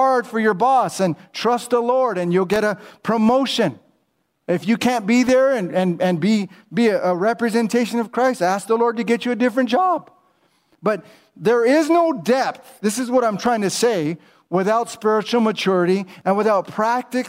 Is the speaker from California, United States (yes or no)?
yes; Whittier, California, United States; I grew up in Whittier, California